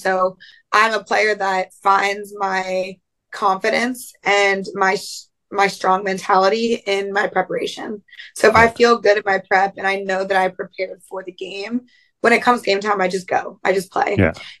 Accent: Pennsylvania, United States; I'm from Pennsylvania.

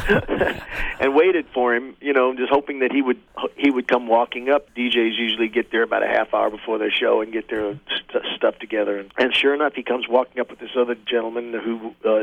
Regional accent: Baton Rouge, Louisiana, United States; also born or lived in New York City, United States; now in Los Angeles, United States; I had a band, by 1957 in Baton Rouge. You know, the great thing about growing up there

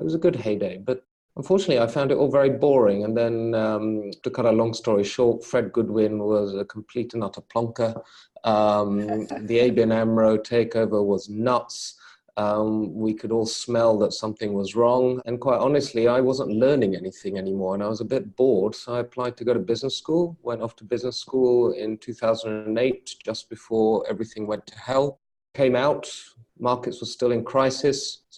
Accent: London, United Kingdom; now in Luxembourg; As you say, I was born and brought up in London.

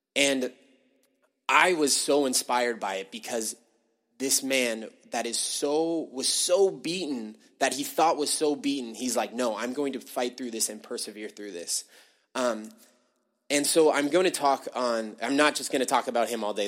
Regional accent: United States; born or raised there; now in Canada

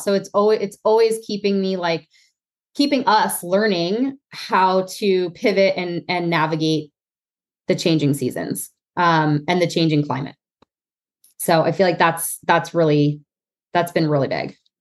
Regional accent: New Jersey, United States; now in Pennsylvania, United States; growing up in North Jersey

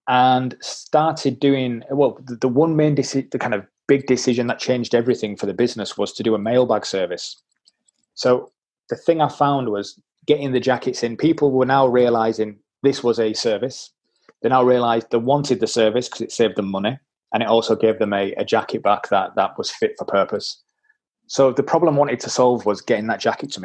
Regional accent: Leeds, Yorkshire and the Humber, United Kingdom; accent: Yorkshire; I am a tight Yorkshireman, as you can probably tell by my accent

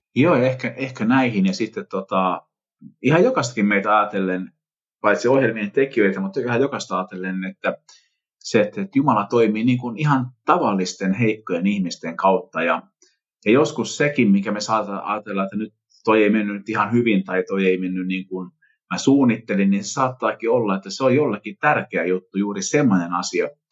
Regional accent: Vimpeli, South Ostrobothnia, Finland; mä tuun Vimpelistä

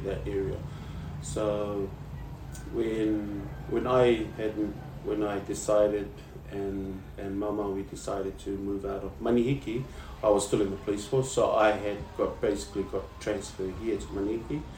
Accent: New Zealand; moved away as an adult; I was raised in New Zealand.

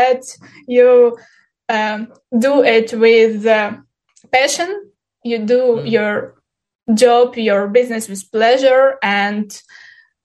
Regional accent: Ukraine; English is a second language; moved away as an adult; now in Turkey; I'm from Ukraine. Now, this month, I'm living in Turkey.

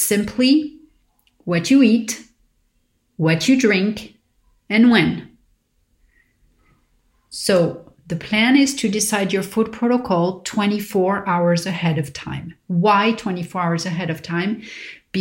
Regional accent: Paris, Île-de-France, France; growing up in Paris

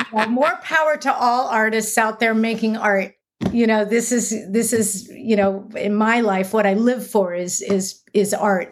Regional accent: Los Angeles, California, United States; I grew up near Santa Monica, so technically in an L A zip code

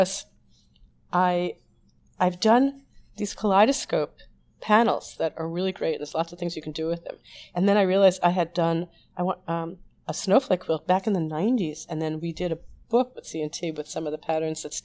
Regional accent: New York, United States; I'm a New Yorker

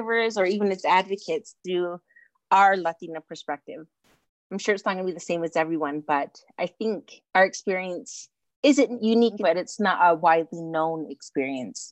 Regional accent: Utah, United States; moved away as an adult; also born or lived in Arizona; I grew up in Utah, but I lived in Arizona for about 9 years-ish while pursuing my undergrad and graduate degree. And then I moved back to Utah

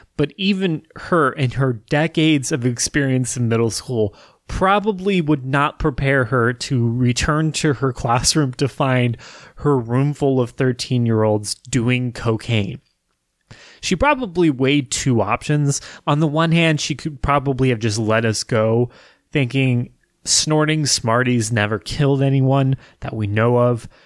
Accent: Wichita, Kansas, United States; growing up in Wichita as a kid

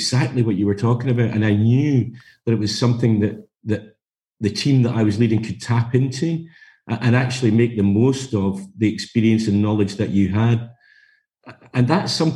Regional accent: Glasgow, Scotland, United Kingdom; I come from Scotland. My background is Glasgow, and actually brought up working in a family business

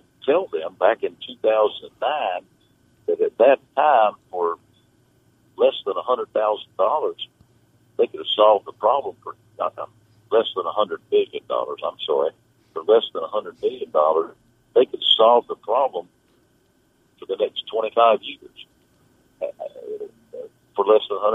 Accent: Iredell County, North Carolina, United States; I'm from Iredell County

